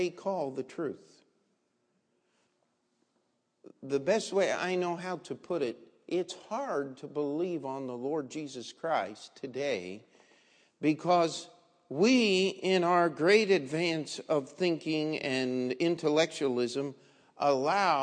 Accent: Maryland, United States; I was a kid growing up in Maryland, in the state of Maryland

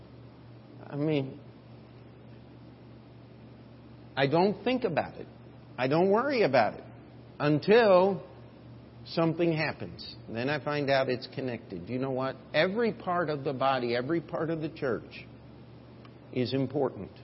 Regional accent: United States; as Americans

